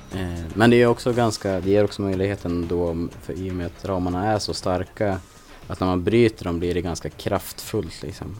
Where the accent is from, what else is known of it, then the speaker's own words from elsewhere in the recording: western Jämtland mountains, Sweden; now in Stockholm, Sweden; kommer från västra Jämtlands fjälltrakter från början